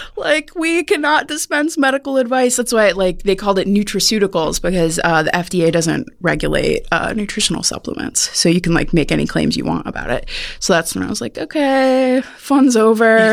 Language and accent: English; Cleveland, Ohio, United States; moved away; I'm from Ohio, near Cleveland